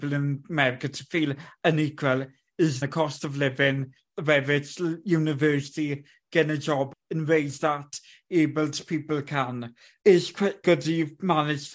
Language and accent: English; United Kingdom; I'm a British person